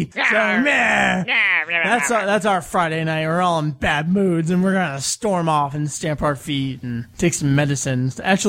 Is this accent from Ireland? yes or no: no; Canada; I'm Canadian, eh?